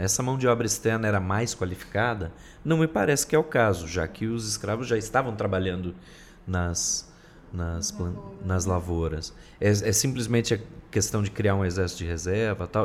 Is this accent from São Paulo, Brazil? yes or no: yes; interior of São Paulo, Brazil; moved away; also born or lived in Northeast Brazil; eu sou do Brasil do Sul, vocês me desculpem, interior de São Paulo